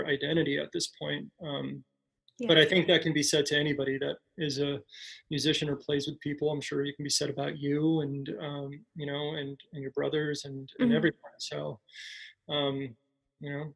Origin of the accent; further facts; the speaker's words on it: El Paso, Texas, United States; moved away as an adult; now in Chicago, United States; I've been here in Chicago for you know, going on 8 years, and I still identify myself first as somebody from El Paso.